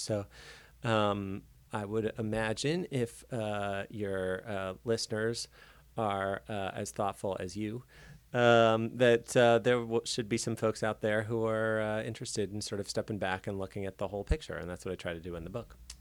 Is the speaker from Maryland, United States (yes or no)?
yes; Baltimore, Maryland, United States; I grew up in Baltimore